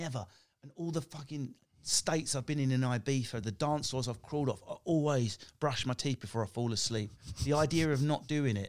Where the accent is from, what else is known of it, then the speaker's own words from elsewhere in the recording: East of England, United Kingdom; I come from Essex. I'm working class council estate.